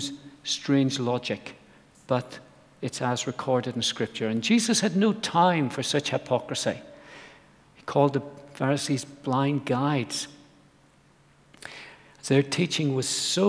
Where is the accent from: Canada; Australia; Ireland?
Ireland; I grew up in Ireland on an apple farm